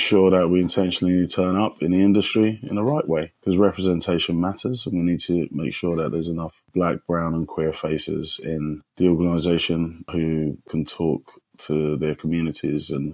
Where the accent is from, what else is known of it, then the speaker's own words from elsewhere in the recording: London, United Kingdom; moved away as an adult; also born or lived in Kumasi, Ghana; now in New York, United States; I moved to London at the age of 7, and I had my secondary socialization in a sunny London town, hence the accent